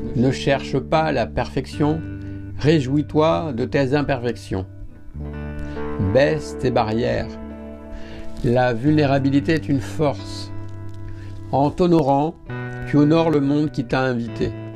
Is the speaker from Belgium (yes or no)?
no; France; Parce que je suis français